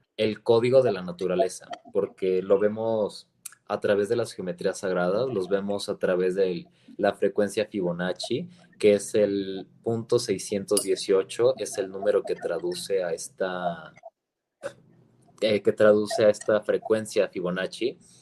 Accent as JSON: {"language": "Spanish", "country": "Mexico", "said": "bases principales de nuestra, de nuestra alimentación como mexicanos"}